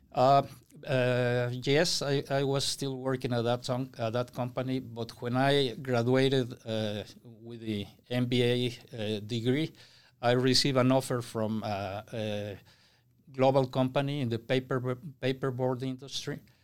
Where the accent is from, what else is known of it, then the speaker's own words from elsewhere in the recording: Mexico City, Mexico; moved away; I was born and raised in Mexico City